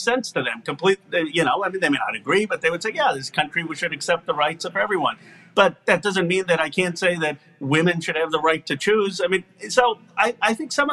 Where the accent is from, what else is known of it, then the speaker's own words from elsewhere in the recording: Bucks County, Pennsylvania, United States; moved away; also born or lived in Philadelphia; growing up in Bucks County in a middle-class neighborhood